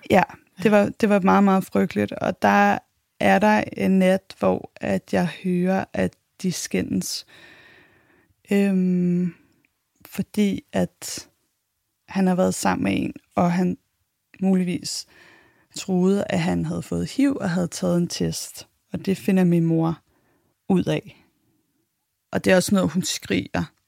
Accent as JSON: {"language": "Danish", "town": "Copenhagen", "region": "Capital Region of Denmark", "country": "Denmark", "said": "Jeg blev født i 1984. Jeg er københavner"}